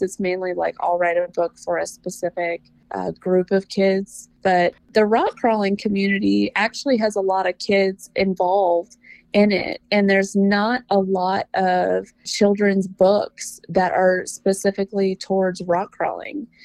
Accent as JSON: {"language": "English", "region": "Mississippi", "country": "United States", "moved": "yes", "lives_now": "California, United States", "said": "I'm originally from Mississippi, uh, but I'm in I'm in a super small town in California. We're a little north of Lake Tahoe."}